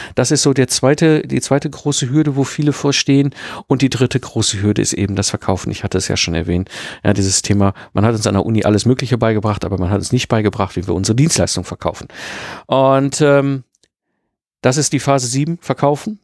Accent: Ruhr area, North Rhine-Westphalia, Germany; ich bin ja ein Kind des Ruhrpots zwischen Kohle und Stahl groß geworden

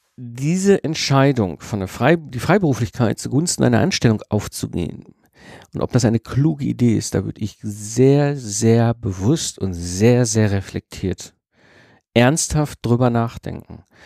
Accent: Ruhr area, North Rhine-Westphalia, Germany; ich wurde halt als Kind im Ruhrpott in E hineingeboren. Ne? Also, ne, wenn du im Ruhrpott groß wirst

